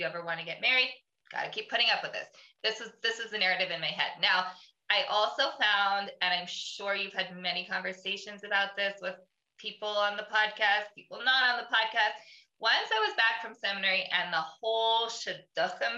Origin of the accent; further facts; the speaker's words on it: Canada; I'm Canadian. We all skate